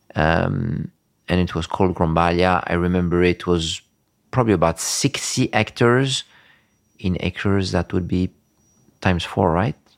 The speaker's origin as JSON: {"language": "English", "country": "Tunisia", "tie": "born or raised there", "also_born_or_lived": "Florence, Italy", "moved": "as an adult", "lives_now": "Tuscany, Italy", "said": "I grew up there in Tunisia, uh, until I was eighteen"}